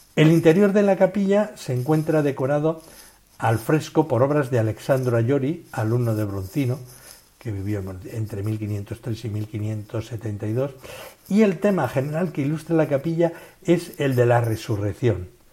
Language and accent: Spanish; a village near Tolosa, Gipuzkoa, Basque Country, Spain; al lado de mi pueblo en Tolosa